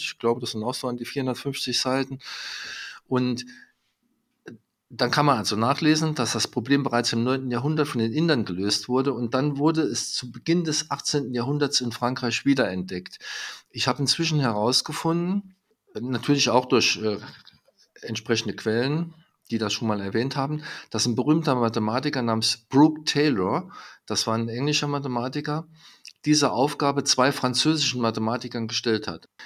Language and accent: German; home town directly on the French border, Saarland, Germany; mein Heimatort, es liegt direkt an der französischen Grenze